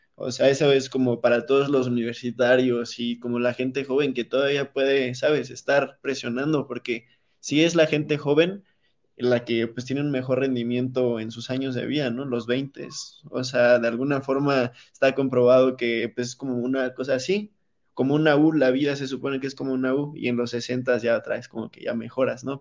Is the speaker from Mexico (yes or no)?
yes; Mexico; como cultura mexicana